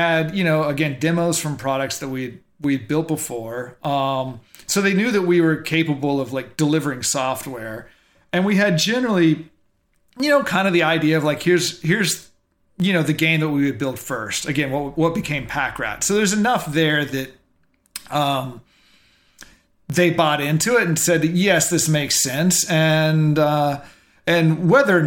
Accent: Dallas, Texas, United States; I'm a kid from Dallas

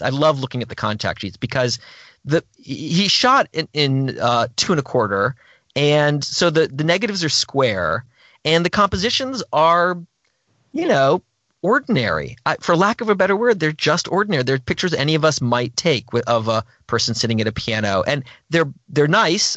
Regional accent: Gainesville, Florida, United States; I grew up in Gainesville, Florida

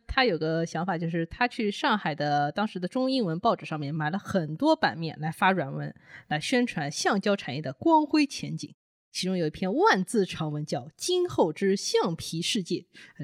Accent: China; 我们中国人自己发行的第一张股票是什么时候出现的

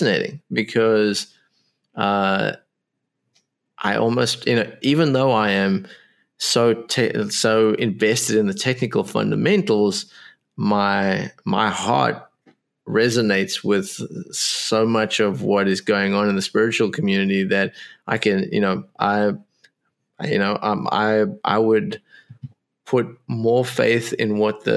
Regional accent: South Africa; I was born in South Africa

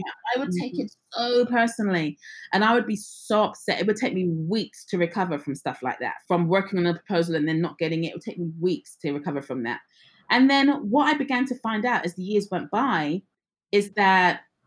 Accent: England, United Kingdom; I was born and raised in England, but my parents are from the Caribbean.

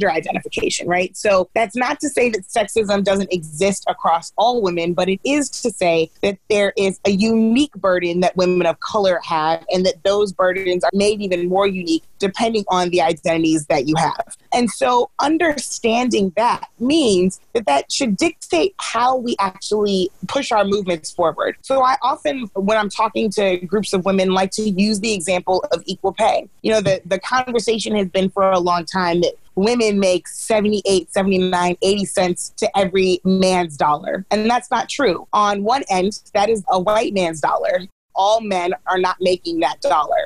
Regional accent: St. Louis, Missouri, United States; St. Louis is my hometown

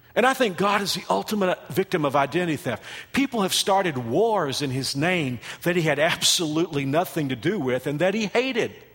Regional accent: Texas, United States; now in Kansas, United States; I am from Texas. Kansas is my home.

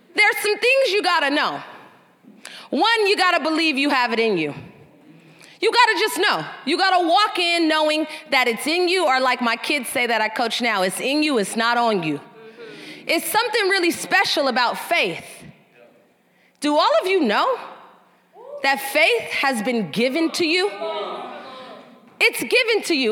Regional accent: San Francisco, California, United States; I grew up, I grew up in San Francisco, the youngest of two older brothers.

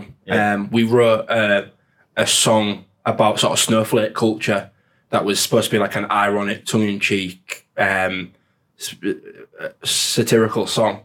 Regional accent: Hull, Yorkshire and the Humber, United Kingdom; I'm from Hull.

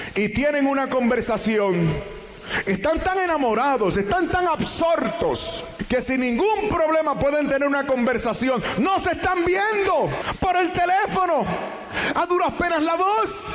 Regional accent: Puerto Rico; en mi país Puerto Rico

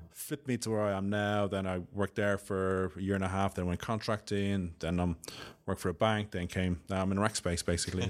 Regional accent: Dublin, Leinster, Ireland; accent: Irish; moved away as an adult; now in United Kingdom; my accent, I'm Irish, I'm from Dublin, um, living in the U K about fifteen years

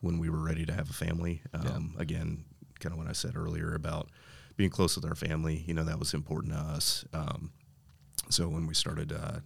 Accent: Noblesville, Indiana, United States; born and raised in Noblesville, not too far from where we're sitting right now

